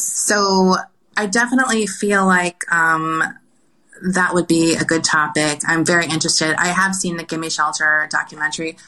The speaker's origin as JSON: {"language": "English", "region": "California", "country": "United States", "said": "I'm from California"}